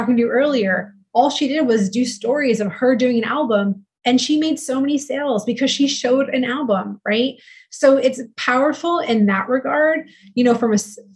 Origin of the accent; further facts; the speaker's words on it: East Coast, United States; moved away as an adult; I am originally from the East Coast, right? Which, you know, and I moved here about 8 years ago